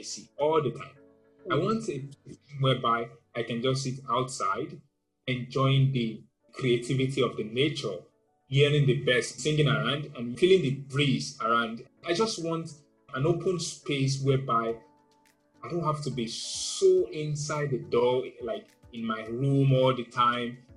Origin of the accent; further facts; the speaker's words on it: Nigeria; While growing up in Nigeria, I had a very bad experience in school